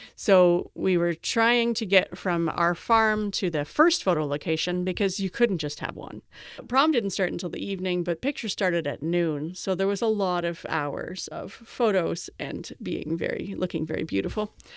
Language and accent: English; Canada; I'm Canadian